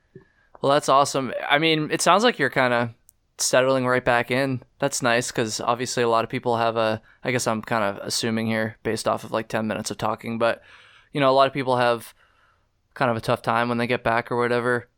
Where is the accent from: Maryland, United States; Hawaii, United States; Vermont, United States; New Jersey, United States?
Vermont, United States; I'm from Vermont